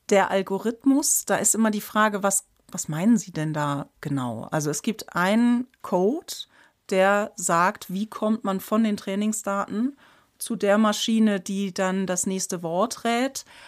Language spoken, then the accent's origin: German; Germany; als Deutsche